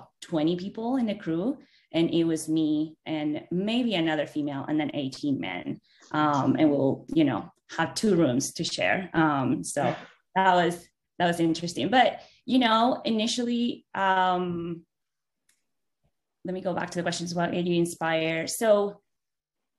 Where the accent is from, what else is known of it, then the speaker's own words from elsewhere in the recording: Venezuela; moved away; I'm originally from Venezuela. So I grew up in an oil town.